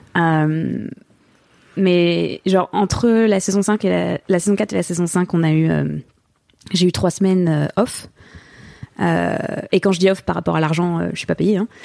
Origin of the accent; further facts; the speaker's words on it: France; moved away as an adult; now in Los Angeles, United States; On est bon petit Français